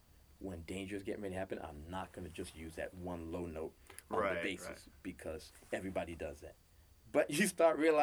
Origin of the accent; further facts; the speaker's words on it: New York, United States; moved away as an adult; now in Los Angeles, United States; We're both from New York.